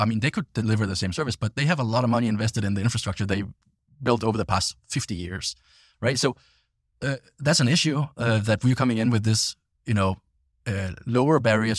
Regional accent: Denmark; English is a second language; and I'm from Denmark myself originally, so you know, hence the funny accent.

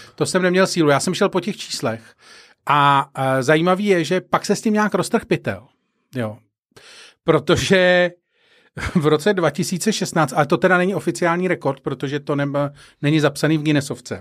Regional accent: Prague, Czechia; jedna z mých vzpomínek z dětství když jsme bydleli na Barandově, jezdili jsme na Smíchov.

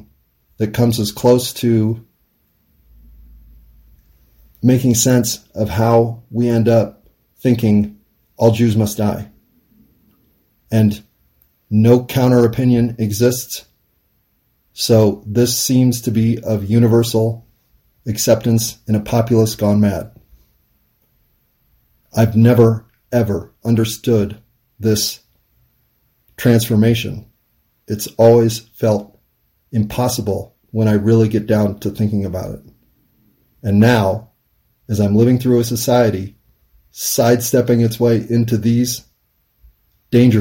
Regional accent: United States; as an American

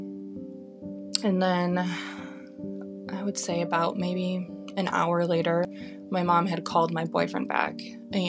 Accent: Grand Rapids, Michigan, United States; we grew up in Grand Rapids, Michigan

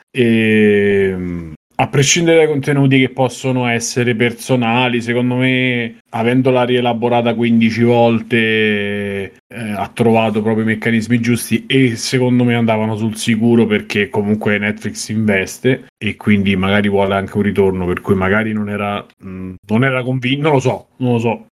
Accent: Rome, Lazio, Italy; io che sono romano

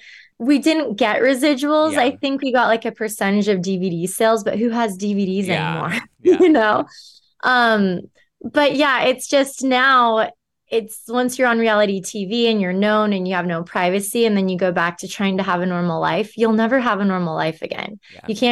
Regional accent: California, United States; I'm from Southern California. I grew up going to the beach, by the pool, going to the river.

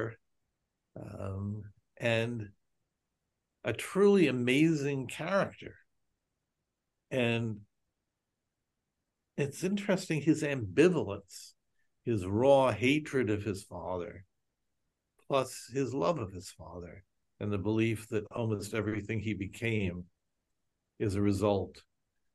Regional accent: United States; Speaking as an American Jew

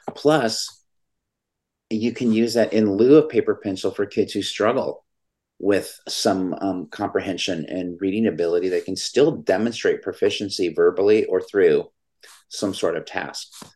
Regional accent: California, United States; California, my home state

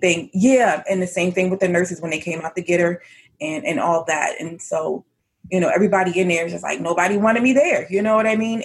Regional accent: Elkridge, Maryland, United States; I grew up in a town called Howard County. Actually, it's called Elk Ridge, but it's in Howard County, Maryland.

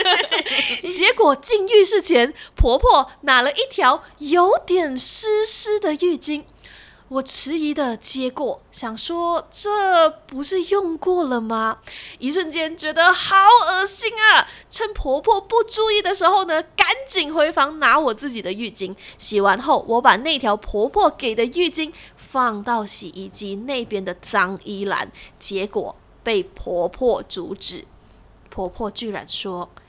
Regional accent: Malaysia; 我们马来西亚华人

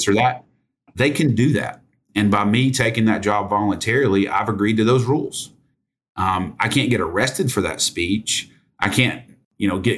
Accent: United States; I grew up in Sevier County when it used to be more farms

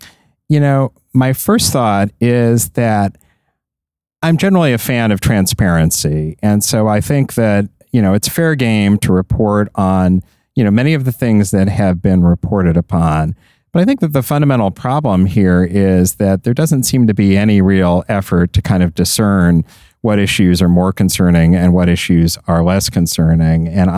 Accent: Kansas City, Missouri, United States; Just the one last Friday in my hometown of Kansas City at Arrowhead, the most iconic stadium in the country.

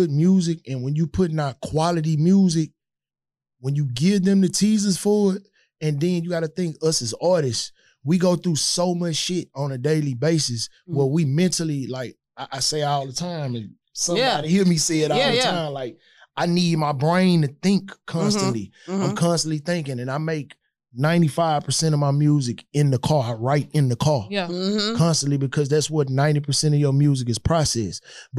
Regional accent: Houston, Texas, United States; I'm from Houston. I'm a Houston rapper, but I don't sound like I'm from Houston.

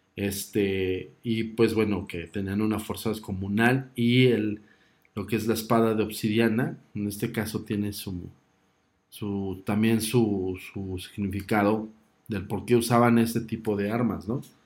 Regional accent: Mexico; me considero nacionalista y mexicano

